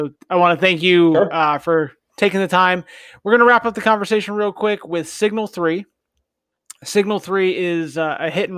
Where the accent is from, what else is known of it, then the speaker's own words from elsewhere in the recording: New Jersey, United States; now in Florida, United States; I grew up in New Jersey.